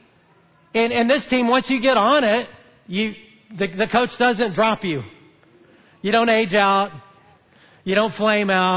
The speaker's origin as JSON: {"language": "English", "town": "Huntsville", "region": "Alabama", "country": "United States", "tie": "born or raised there", "said": "I grew up in Huntsville, Alabama"}